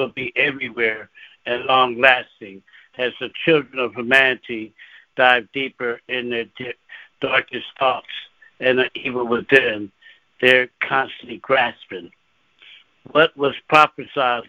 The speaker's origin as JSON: {"language": "English", "town": "Philadelphia", "region": "Pennsylvania", "country": "United States", "tie": "born or raised there", "moved": "yes", "lives_now": "Lancaster, United States", "said": "And I'm from Philadelphia, PA, originally born and raised in Philadelphia"}